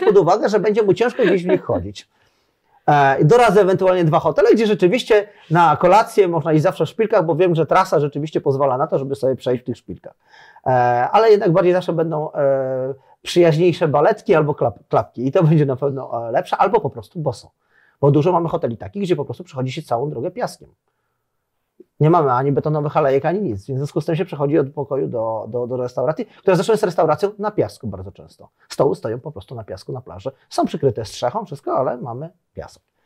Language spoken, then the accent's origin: Polish; Poland; moved away as an adult; now in Zanzibar, Tanzania; jestem z Polski